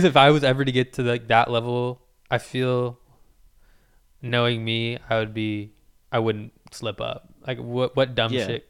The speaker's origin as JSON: {"language": "English", "country": "United States", "tie": "born or raised there", "said": "I was born in America and have really no, like, Hispanic culture behind me that much."}